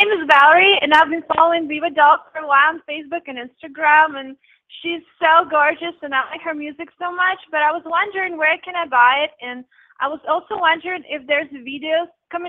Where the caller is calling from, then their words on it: Russia; I'm calling from Russia.